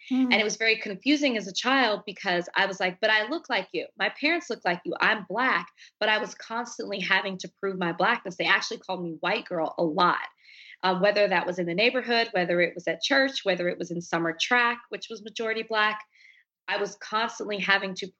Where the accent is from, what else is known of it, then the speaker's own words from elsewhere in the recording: Dallas, Texas, United States; I'm from Dallas, Texas. I grew up with two sisters.